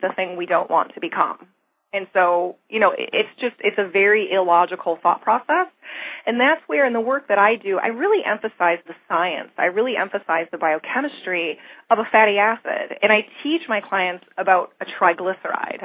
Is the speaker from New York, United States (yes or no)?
no; Michigan, United States; moved away; I'm originally from Michigan, and I remember when I was growing up that it was freezing all the time in the winter